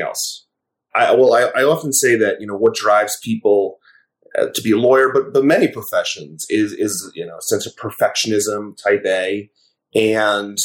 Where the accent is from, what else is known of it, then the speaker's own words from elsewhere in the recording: Westchester County, New York, United States; growing up in Westchester County in New York